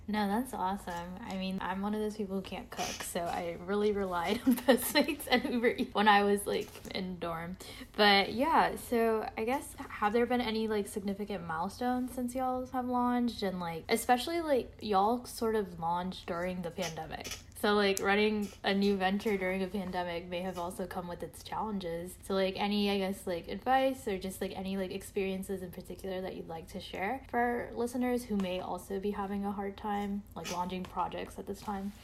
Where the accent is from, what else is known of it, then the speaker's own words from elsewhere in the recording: New York, United States; moved away; I'm also originally from New York